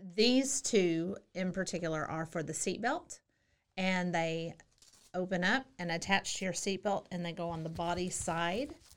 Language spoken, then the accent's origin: English; Central Texas, United States; moved away as an adult; also born or lived in Hawaii / Germany / El Paso / South Korea; I'm from Central Texas.